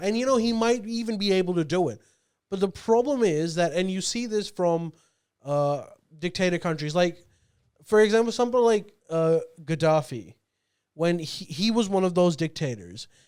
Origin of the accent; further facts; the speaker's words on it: Australia; I'm Pakistani Australian.